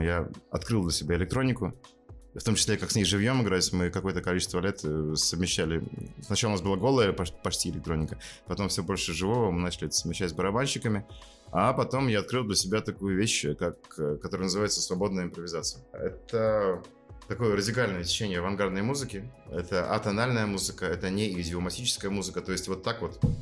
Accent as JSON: {"language": "Russian", "town": "Murmansk", "region": "Murmansk Oblast", "country": "Russia", "also_born_or_lived": "Lund, Sweden", "moved": "as an adult", "said": "играть вместе в рок-группе, что в Мурманске, что там, в Швеции, в Лунде"}